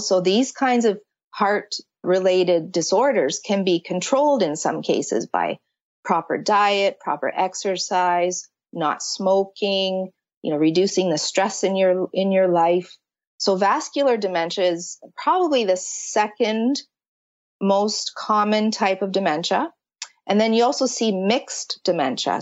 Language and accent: English; Canada; I'm from Canada